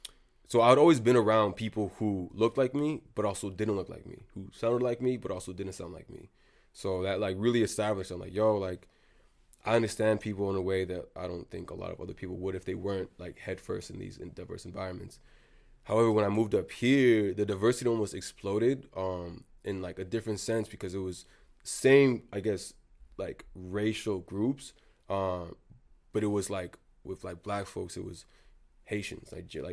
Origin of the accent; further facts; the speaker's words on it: Wellesley, Massachusetts, United States; but I spent a lot of time in Boston, and aside from like all like me growing up in Wellesley, you know what it's like, bro. Like, when I first got here, I was the new kid.